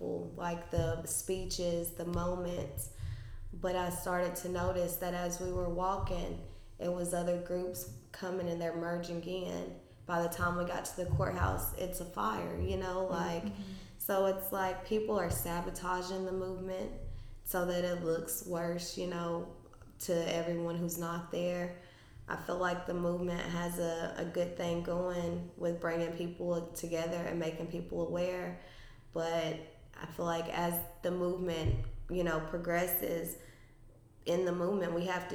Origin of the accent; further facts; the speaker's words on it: Franklin County, Tennessee, United States; I'm from Franklin County